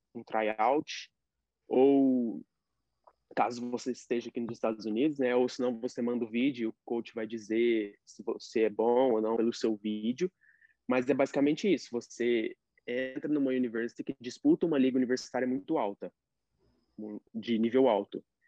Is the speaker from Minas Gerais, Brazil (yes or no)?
yes; Uberaba, Minas Gerais, Brazil; now in United States; eu sou de Uberaba